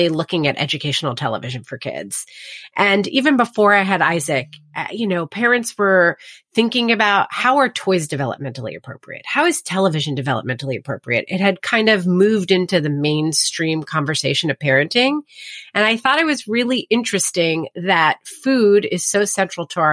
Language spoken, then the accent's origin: English; New Jersey, United States; I grew up in New Jersey